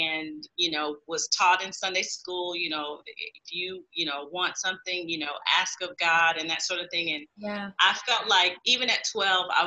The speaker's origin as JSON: {"language": "English", "town": "Saginaw", "region": "Michigan", "country": "United States", "tie": "born or raised there", "said": "I was born and raised in Saginaw, Michigan"}